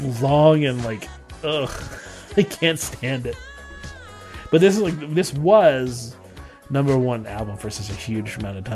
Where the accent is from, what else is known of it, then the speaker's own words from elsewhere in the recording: United States; I'm American.